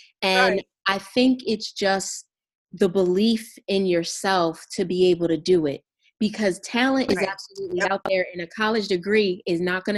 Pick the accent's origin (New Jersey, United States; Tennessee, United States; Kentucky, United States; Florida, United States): New Jersey, United States; Camden; moved away; I'm originally from Camden, New Jersey, and I have been so many places.